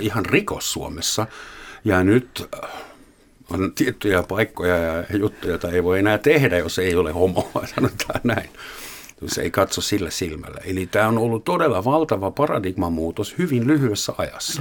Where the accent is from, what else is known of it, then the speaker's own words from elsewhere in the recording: Southern Germany, Germany; moved away; meillä Etelä-Saksassa oli vielä 60-luvun loppupuolella täysin normaalia saada fyysisiä rangaistuksia omilta vanhemmilta